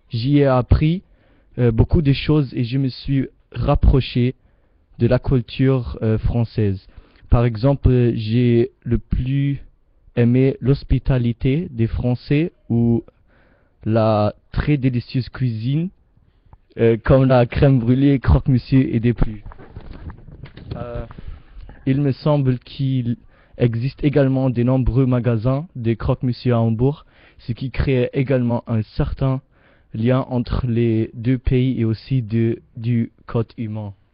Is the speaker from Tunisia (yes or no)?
yes; Tunisia; Euh, je viens de Tunisie et il y a aussi le premier contact avec la France parce que la Tunisie a été colonisée par la France.